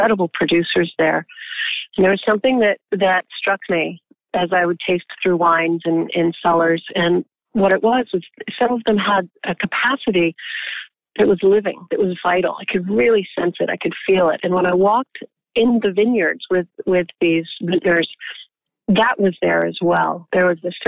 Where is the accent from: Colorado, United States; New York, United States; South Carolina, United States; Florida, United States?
Colorado, United States; now in Napa Valley, United States; I grew up in Colorado. I grew up in the ranching community